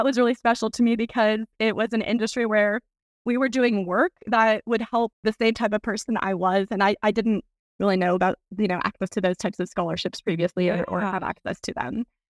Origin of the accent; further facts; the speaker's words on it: El Paso, Texas, United States; I grew up in El Paso. I studied at University of Texas in El Paso twice.